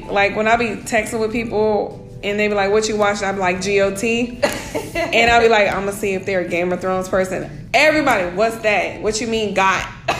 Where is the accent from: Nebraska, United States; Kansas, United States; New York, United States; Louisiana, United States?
Kansas, United States; also born or lived in Germany; However, I say I'm from Kansas because I was there from like elementary to high school.